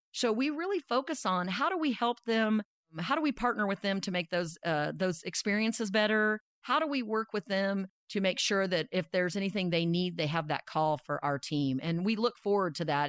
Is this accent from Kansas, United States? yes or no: yes; Dodge City, Kansas, United States; also born or lived in Iowa; I was born in Iowa and grew up in Dodge City, Kansas.